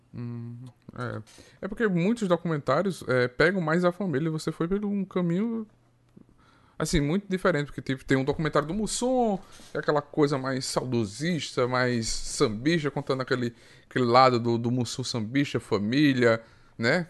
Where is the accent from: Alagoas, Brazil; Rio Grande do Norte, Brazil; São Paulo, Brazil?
Alagoas, Brazil; Arapiraca; Eu sou de Arapiraca, Alagoas